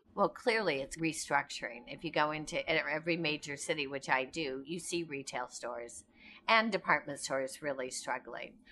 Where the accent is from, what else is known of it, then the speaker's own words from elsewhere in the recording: Indiana, United States; We grew up in Indiana, I'm outdoors all the time